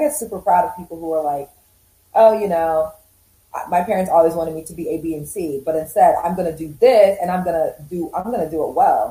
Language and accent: English; United States; I was born in the U.S. Originally, I'm from Uganda and Rwanda. So every time I would go to visit my family, we would always go back